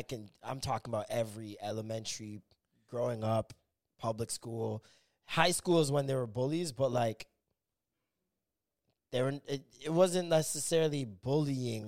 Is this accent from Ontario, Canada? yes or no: yes; Toronto, Ontario, Canada; also born or lived in Rexdale, Toronto; I grew up in Rexdale when like I was like 4 or 5. Then I moved to Scarborough